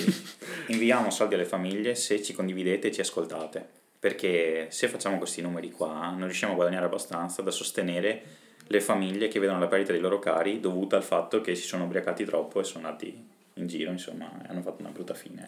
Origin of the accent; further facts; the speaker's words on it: Rovigo, Veneto, Italy; Noi siamo di Rovigo